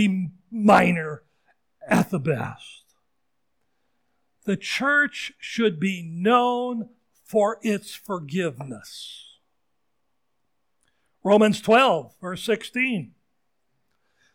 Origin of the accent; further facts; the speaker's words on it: Seattle, Washington, United States; moved away as an adult; also born or lived in Wayne, New Jersey; the church I grew up in Ballard, in Seattle area, Scandinavian church